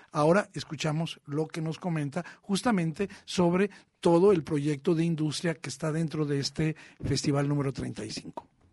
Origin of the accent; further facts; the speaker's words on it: Tijuana, Baja California, Mexico; Yo crecí en la frontera, yo crecí en Tijuana